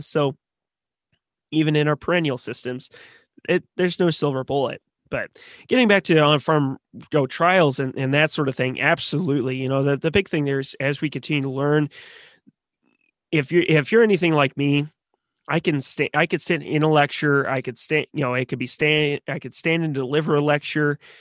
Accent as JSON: {"language": "English", "region": "Missouri", "country": "United States", "tie": "born or raised there", "said": "I grew up in Missouri"}